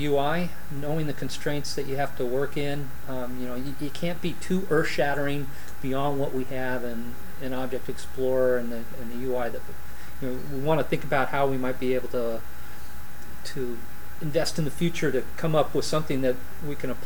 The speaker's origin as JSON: {"language": "English", "town": "Los Angeles", "region": "California", "country": "United States", "tie": "born or raised there", "said": "I grew up in San Fernando Valley"}